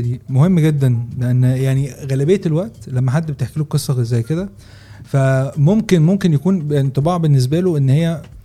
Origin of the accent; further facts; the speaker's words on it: Egypt; احنا كمصريين